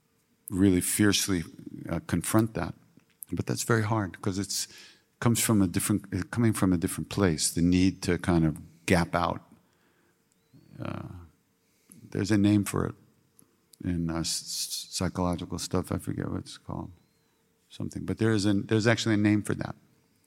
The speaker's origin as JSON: {"language": "English", "country": "United States", "said": "I came from America. People always know where you are."}